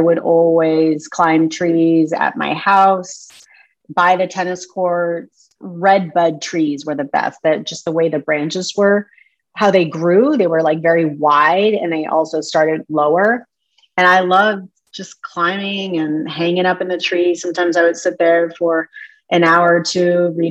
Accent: Mexico, Missouri, United States; I was born in Mexico, Missouri

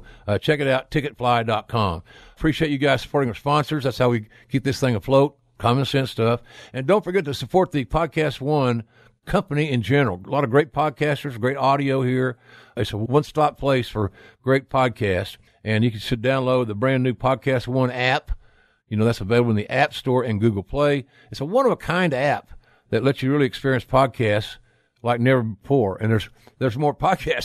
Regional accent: Oklahoma, United States; from the rolling hills of my home state of Oklahoma

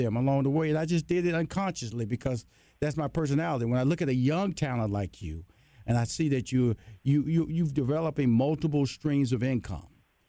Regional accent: Houston, Texas, United States; I'm from Houston, Texas, a Southern boy, West Coast girl.

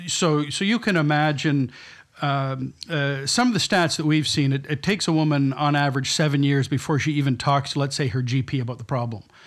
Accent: London, Ontario, Canada; moved away as an adult; also born or lived in Toronto / Tokyo / New York; now in New Brunswick, Canada; my family's from New Brunswick, but I was brought up in London, Ontario

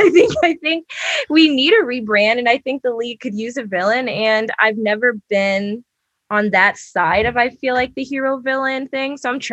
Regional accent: Maryland, United States; moved away as an adult; also born or lived in Washington, D.C. / Boston / Portland; now in New York, United States; I was born in DC, but I'm from Maryland.

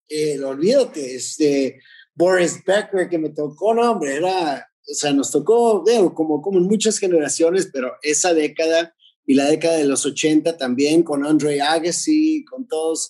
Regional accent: Tijuana, Baja California, Mexico; estaba en Tijuana, en mi ciudad natal

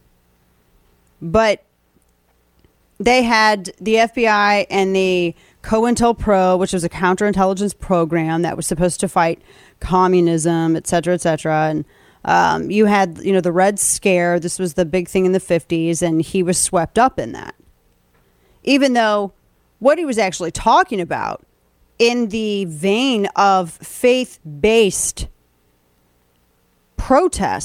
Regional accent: Missouri, United States; we're from Missouri and Illinois

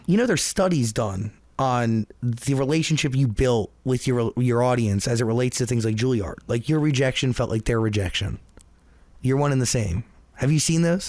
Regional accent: New Jersey, United States; I'm from New Jersey

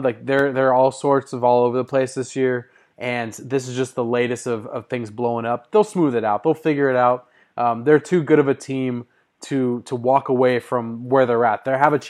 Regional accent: Bay Area, California, United States; when I was growing up in the Bay Area.

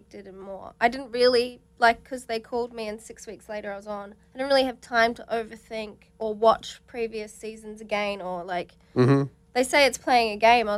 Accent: New Zealand; now in Australia; I'm originally from New Zealand, so, like, I didn't really watch Big Brother growing up

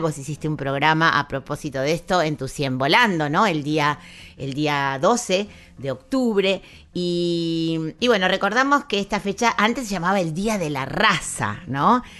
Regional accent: Argentina; nuestra identidad como argentinos, como argentinas

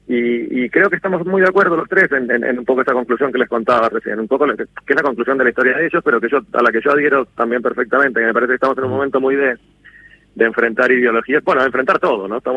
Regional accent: Argentina; yo, me siento me siento profundamente argentino

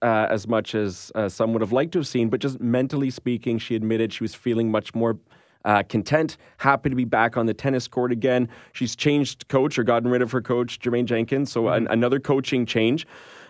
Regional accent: Canada; we're Canadian

